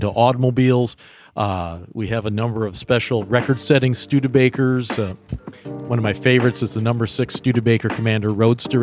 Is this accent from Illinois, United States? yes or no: no; Wisconsin, United States; now in South Bend, United States; my hometown in Wisconsin